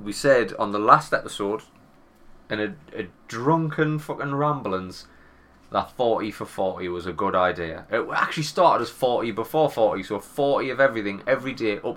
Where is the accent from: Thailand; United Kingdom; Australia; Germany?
United Kingdom; England; accent: English; my English accent